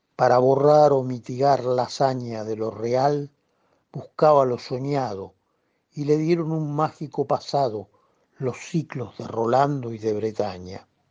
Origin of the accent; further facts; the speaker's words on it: Buenos Aires, Argentina; yo soy porteño